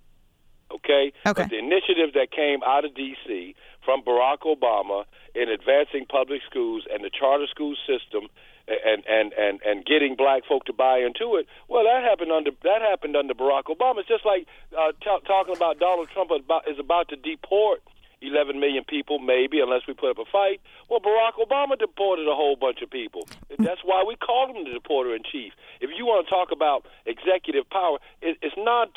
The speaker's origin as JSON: {"language": "English", "town": "Spartanburg", "region": "South Carolina", "country": "United States", "tie": "born or raised there", "said": "I'm from the South. I'm 60 years old. My sister and I desegregated the schools in our county in Spartanburg in 1969."}